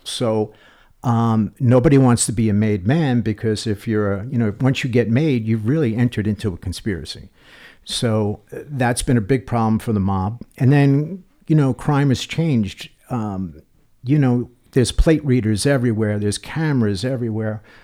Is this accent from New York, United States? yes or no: yes; New York, United States; I grew up in New York